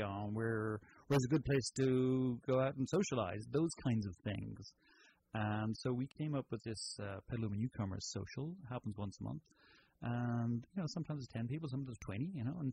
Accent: Ireland; moved away; Is that where you're from? That's exactly. Can you not tell by the accent?

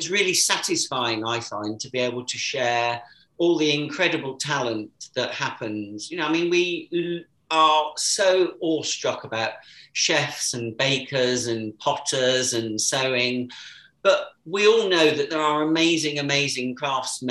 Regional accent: Warwick, West Midlands, United Kingdom; moved away; I was born and brought up in Warwick, where my parents still live

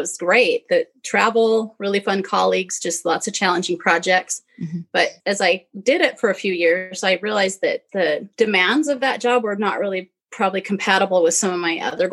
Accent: Utah, United States; growing up in Utah

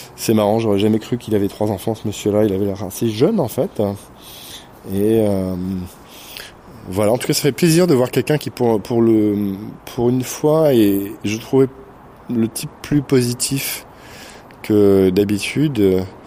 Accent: France; now in Moscow, Russia; j'étais français dès le départ

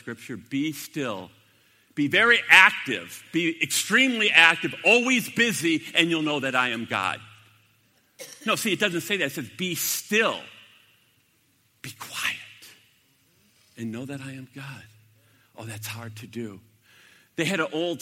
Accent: United States; I'm an American

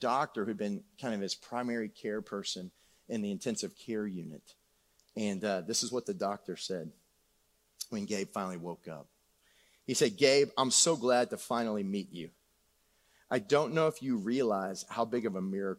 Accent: San Antonio, Texas, United States; moved away; I grew up on Shadow Elm Woods

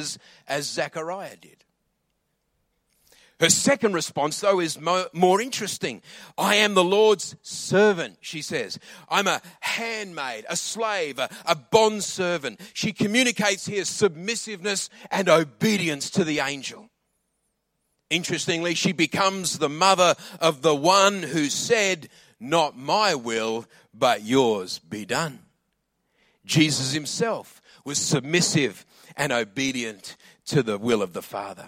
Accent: Adelaide, South Australia, Australia; also born or lived in England; I grew up in Adelaide

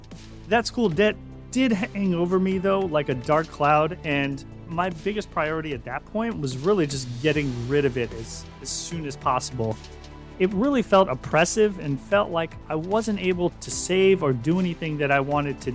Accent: Connecticut, United States; also born or lived in New Jersey / Deltona, Florida; Going back, way back, I grew up in Connecticut and later New Jersey before finally moving to Deltona, Florida, where I went to high school.

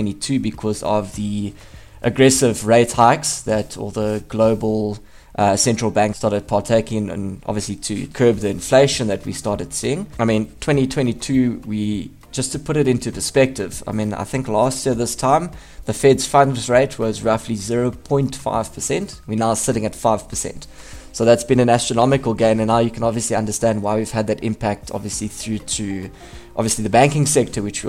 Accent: South Africa; as a South African

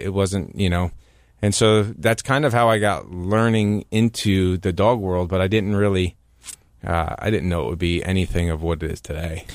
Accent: New Jersey, United States; growing up in New Jersey and listening to country music

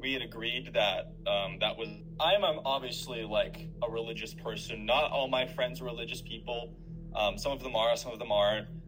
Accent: Northern California, United States; I'm from Northern California

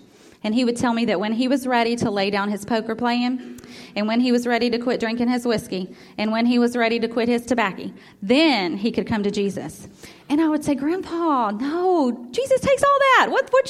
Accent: Memphis, Tennessee, United States; born there; my whole family was born in Iuka, Mississippi, and I was born in Memphis, but just barely.

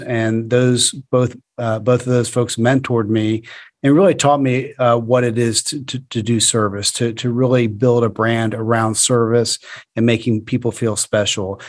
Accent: Florida, United States; I'm from Florida

